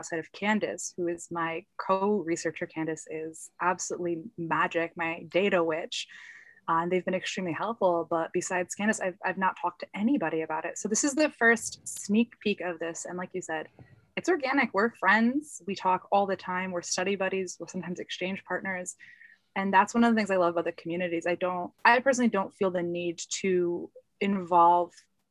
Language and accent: English; United States; I am Polish American.